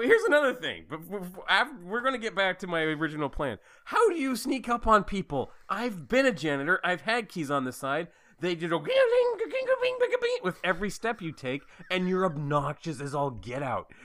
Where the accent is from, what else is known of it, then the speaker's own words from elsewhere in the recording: Fairfield, Idaho, United States; moved away; also born or lived in Sydney / Salt Lake City / Seattle; I say I'm from Idaho and I make it sound like I'm from some little podunk town 'cause that's what it feels like now that I've lived in Sydney, Salt Lake, and Seattle. Yeah, so I, it feels like my hometown is Fairfield.